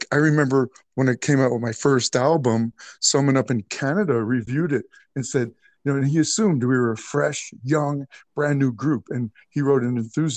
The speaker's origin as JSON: {"language": "English", "region": "New York", "country": "United States", "tie": "born or raised there", "said": "I'm from New York"}